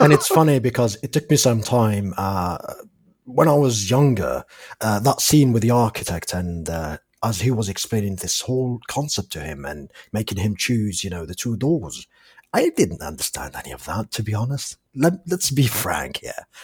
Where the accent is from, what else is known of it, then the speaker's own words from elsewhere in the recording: Algeria; English is a second language; I'm from Algeria, and English is my fourth language